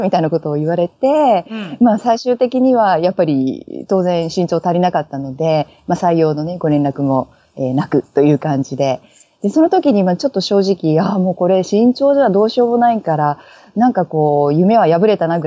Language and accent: Japanese; Mie, Japan; now in Australia; 三重県の出身です。あまり周りにいないですけど。